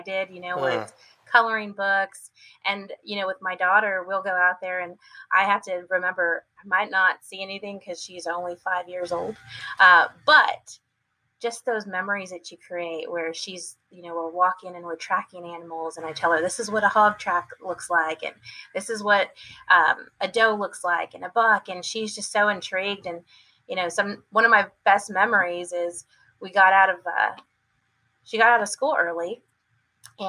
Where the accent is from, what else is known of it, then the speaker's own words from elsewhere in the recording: San Antonio, Texas, United States; also born or lived in Washington State; I was born in San Antonio, born and raised my first 6 years of my life, and then we moved to Washington State for about another 6 years, and then came back to Texas